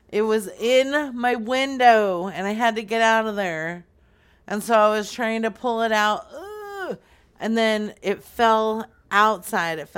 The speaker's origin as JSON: {"language": "English", "country": "Canada", "said": "Because I'm a Canadian."}